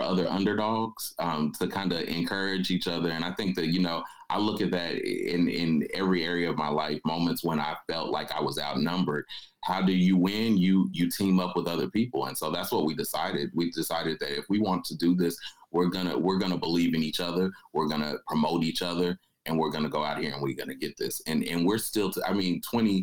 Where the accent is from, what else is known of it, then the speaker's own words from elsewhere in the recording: Fulton, Missouri, United States; moved away; here I am from Fulton, Missouri.